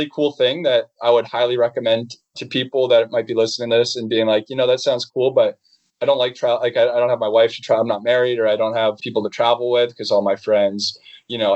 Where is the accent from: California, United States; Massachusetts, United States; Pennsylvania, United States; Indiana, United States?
Massachusetts, United States; Boston; moved away as an adult; I grew up in Boston